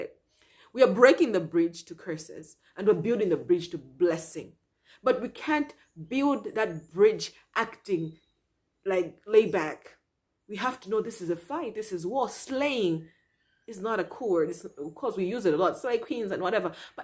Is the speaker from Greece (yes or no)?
no; Malawi; I'm from Malawi